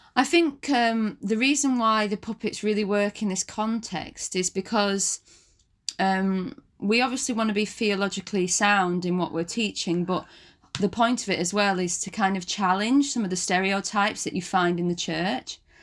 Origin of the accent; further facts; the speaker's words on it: Wigan, North West England, United Kingdom; moved away as an adult; now in London, United Kingdom; I'm from Wigan, um, and I was brought up in a Christian community